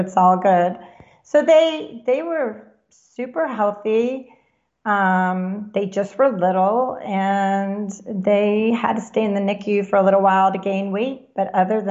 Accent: Florida, United States; moved away; also born or lived in New Jersey; I grew up in Florida going to Disney

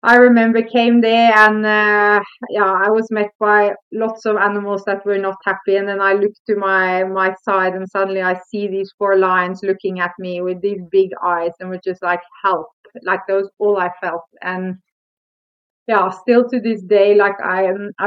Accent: Norway; moved away as an adult; now in South Africa; I come from Norway

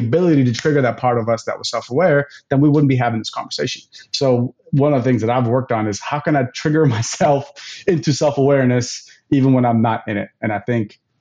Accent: United States; I'm going to speak as an American here

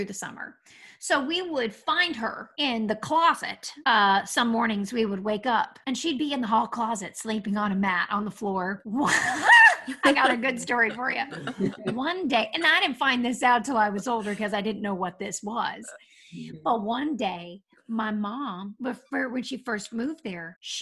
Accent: Lexington, Kentucky, United States; moved away; also born or lived in Euclid, Ohio / New York City / Ventura County, California / New Jersey; Well, I was born in Euclid, Ohio. I didn't live there very long. My parents met in Lexington, Kentucky, and my dad got a job in the Cleveland area. So they moved there. And then about a year and a half later, my father decided to start his own company, move back to Lexington, Kentucky. And so I only really have memories of Kentucky in my childhood

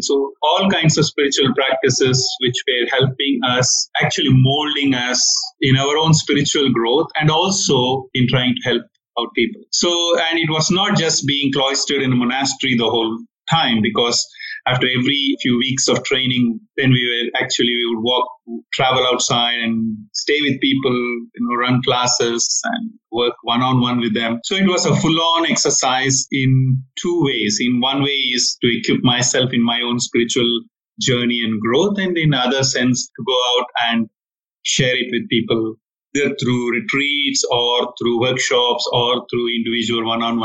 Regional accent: South India, India; moved away; I come from India, from South India, where I was born and educated

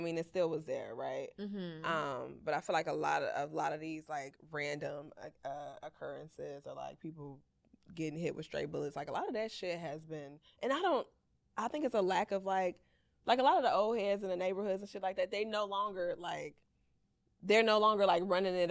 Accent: Chicago, Illinois, United States; we both grew up in Chicago, right? Southside

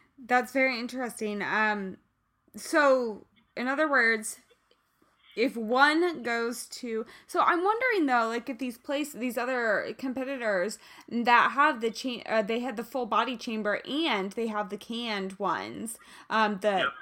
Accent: Kansas City, United States; moved away; I'm originally from Kansas City

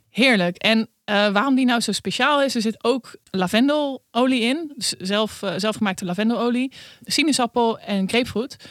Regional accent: Netherlands; wij als Nederlander

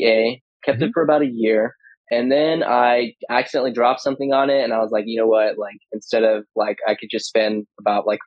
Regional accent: California, United States; I'm from California. I live in Ventura County

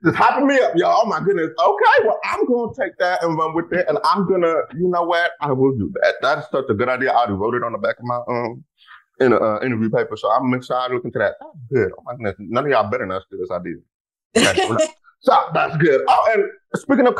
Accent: Texas, United States; I'm from Texas

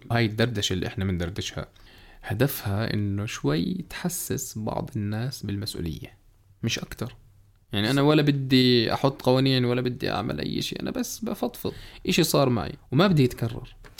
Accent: Jordan; في ثلاث أنواع سيارات عندنا بالأردن

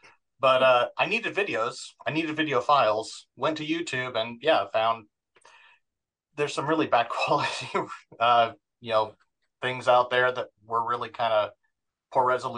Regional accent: Orem, Utah, United States; also born or lived in Provo; Born and raised in Utah, active Mormon parents, born in Provo, raised in Orem. So very much Utah Valley, served a mission, Portland, Oregon, 2001, 2003.

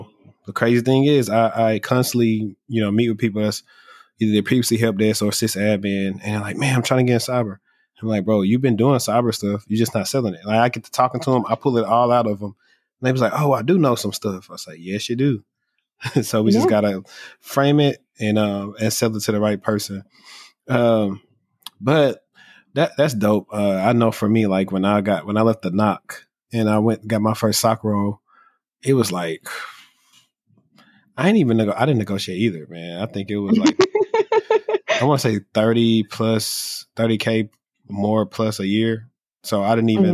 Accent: Shreveport, Louisiana, United States; moved away; my hometown, like when the help desk was in, well, I'm from Shreveport, Louisiana.

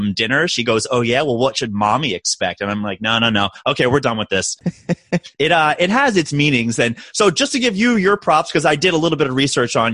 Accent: Baltimore, Maryland, United States; I'm born and raised in Baltimore, Maryland

